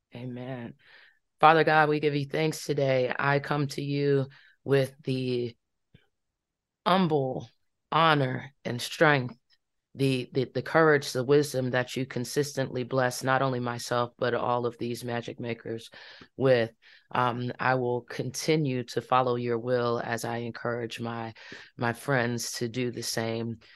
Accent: Farmville, Virginia, United States; my hometown

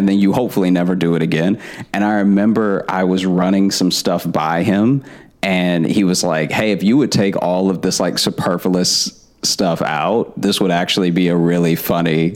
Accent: Alexandria, Louisiana, United States; moved away as an adult; also born or lived in Chicago / Shreveport; now in New York, United States; I grew up in Louisiana

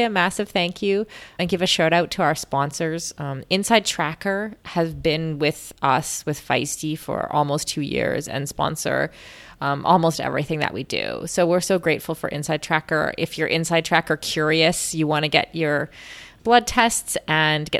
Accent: Canada; as a Canadian

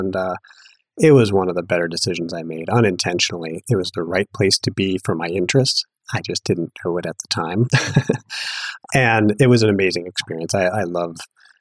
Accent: Duluth, Minnesota, United States; moved away as an adult; also born or lived in Madison, Wisconsin / New York / Boulder; I actually grew up in Duluth, Minnesota

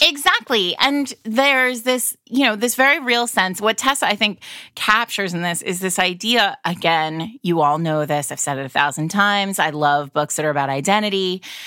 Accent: New England, United States; I'm from New England

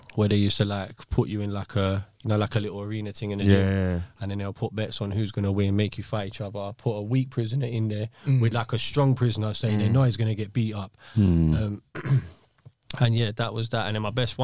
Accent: London, United Kingdom; I grew up in Hackney

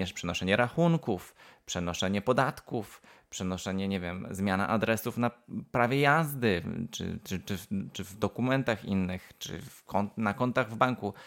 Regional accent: Wrocław, Lower Silesian Voivodeship, Poland; also born or lived in Cardiff / Aberystwyth; now in United Kingdom; dorastałem we, we Wrocławiu

